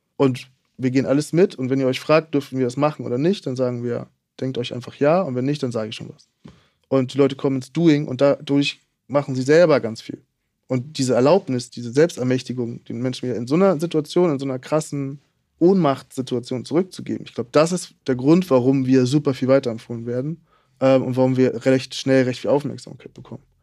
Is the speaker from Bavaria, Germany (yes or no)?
no; Hamburg, Germany; Ich komme aus Hamburg